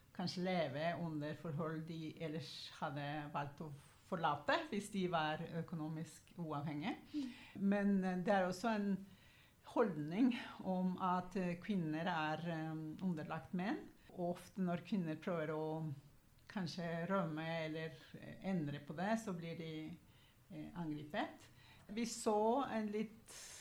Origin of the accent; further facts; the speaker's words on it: Guatemala; now in Oslo, Norway; jeg kommer opprinnelig fra Guatemala